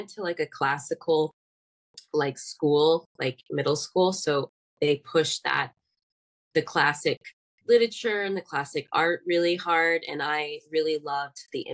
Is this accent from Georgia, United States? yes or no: yes; Atlanta, Georgia, United States; also born or lived in Decatur, Georgia; I grew up in Atlanta